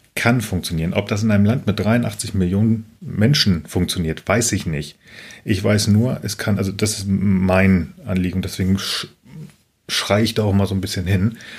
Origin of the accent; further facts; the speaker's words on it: Buxtehude, Lower Saxony, Germany; in meinem Heimatort. Ich komme aus einem Kaff, das heißt Buxtehude